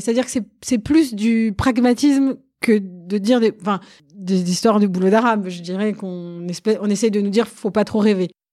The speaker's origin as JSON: {"language": "French", "town": "Sarcelles", "region": "Île-de-France", "country": "France", "tie": "born or raised there", "said": "j'ai grandi dans le Val d'Oise, j'étais au lycée à Sarcelles"}